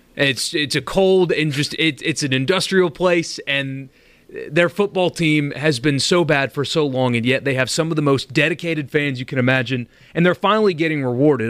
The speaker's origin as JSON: {"language": "English", "region": "South Carolina", "country": "United States", "tie": "born or raised there", "moved": "yes", "lives_now": "Mississippi, United States", "said": "Mississippi has become my home, but it, it's not where I grew up. It wasn't my home state. It's South Carolina"}